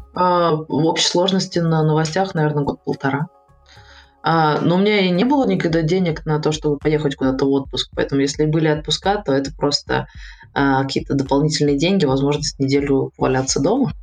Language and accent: Russian; Protvino, Moscow Oblast, Russia; also born or lived in Saint Petersburg; now in Moscow, Russia; Есть дом, где мы, э, выросли в Протвино